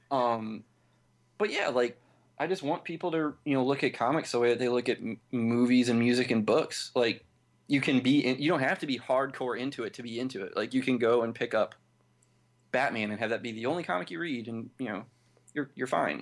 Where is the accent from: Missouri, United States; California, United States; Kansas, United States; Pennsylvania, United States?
Missouri, United States; St. Louis; I'm from Saint Louis